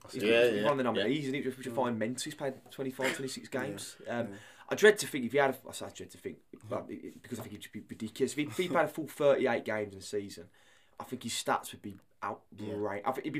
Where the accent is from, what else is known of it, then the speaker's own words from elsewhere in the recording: England, United Kingdom; not because I'm English